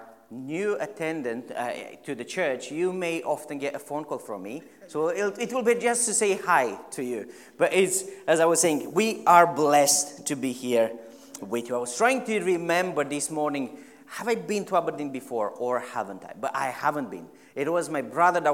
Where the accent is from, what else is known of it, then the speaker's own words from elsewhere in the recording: Romania; now in Stirling, United Kingdom; I am originally from Romania.